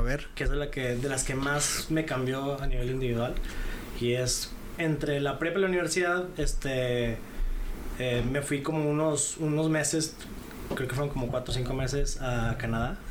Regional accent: Monterrey, Nuevo León, Mexico; moved away as an adult; soy originario de Monterrey. Este eh, crecí ahí, estuve ahí más o menos hasta la época de la universidad

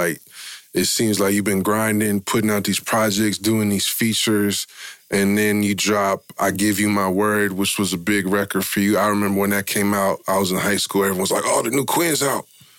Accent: San Francisco, California, United States; growing up in Frisco

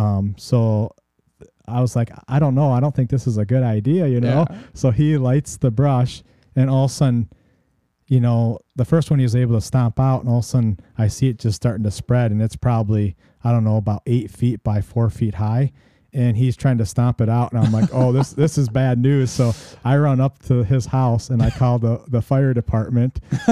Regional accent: Illinois, United States; so when we lived in Warren, Illinois, because I'm originally from Northwest Illinois, before we moved out to the farm.

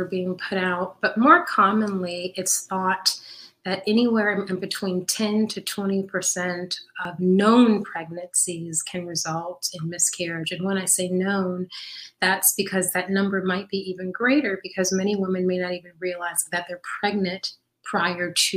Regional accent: Midwest, United States; I was born and raised in the Midwest

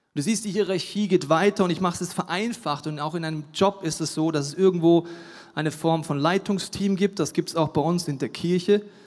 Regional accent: Franconia, Bavaria, Germany; Ich bin in Franken geboren

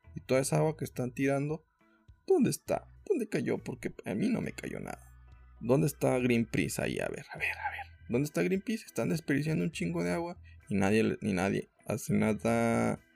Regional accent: Mexico; como mexicanos

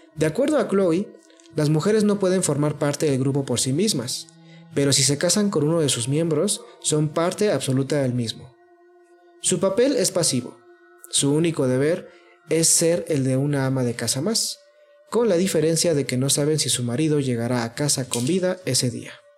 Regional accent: Mexico; porque somos mexicanos

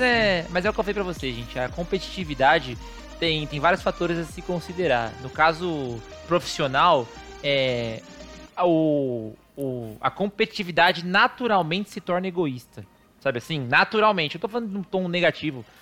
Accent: Brazil; somos brasileiros

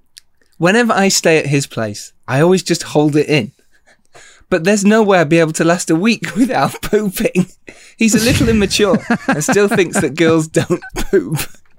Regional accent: United Kingdom; we Brits did, as English

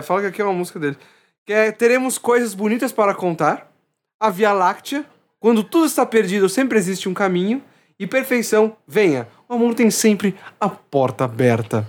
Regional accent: São Paulo, Brazil; eu sou de São Paulo

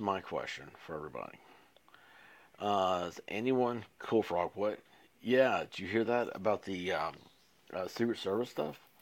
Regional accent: Tennessee, United States; I'm from Tennessee.

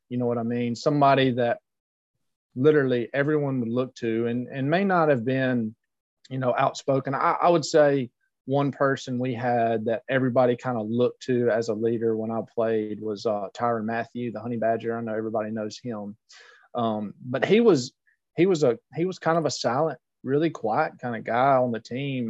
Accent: Louisiana, United States; being a louisiana boy that was my home state school

